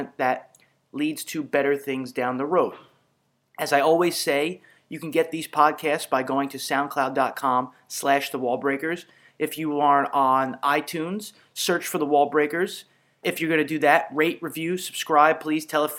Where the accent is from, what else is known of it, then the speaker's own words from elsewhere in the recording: New York City, New York, United States; I'm from Brooklyn.